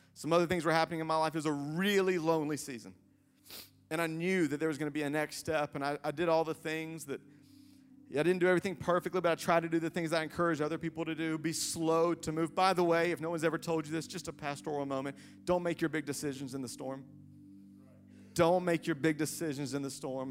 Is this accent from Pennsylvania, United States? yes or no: no; Greenville, South Carolina, United States; moved away as an adult; also born or lived in Lexington, Kentucky; growing up in Greenville